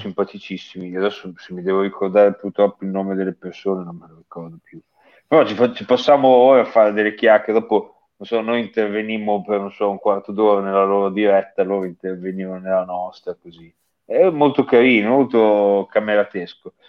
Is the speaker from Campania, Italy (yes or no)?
no; Emilia-Romagna, Italy; si capisce che sono romagnolo